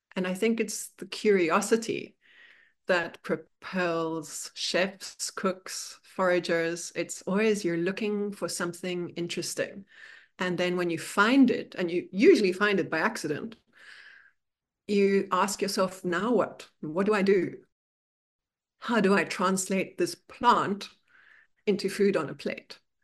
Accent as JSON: {"language": "English", "town": "Bloemfontein", "region": "Free State", "country": "South Africa", "tie": "born or raised there", "moved": "yes", "lives_now": "New York City, United States", "said": "I grew up in South Africa, and the town I was born in is in the middle of South Africa. It's called Bloemfontein"}